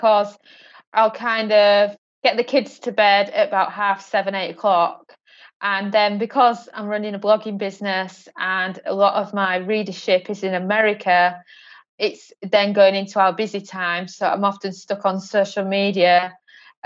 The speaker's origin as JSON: {"language": "English", "country": "United Kingdom", "tie": "born or raised there", "moved": "yes", "lives_now": "Portugal", "said": "we currently reside in Portugal, even though we're British born"}